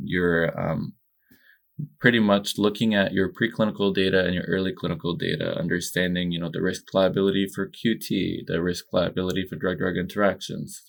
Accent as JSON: {"language": "English", "country": "Egypt", "tie": "born or raised there", "also_born_or_lived": "New Jersey, United States", "moved": "yes", "said": "I was born and raised in Egypt"}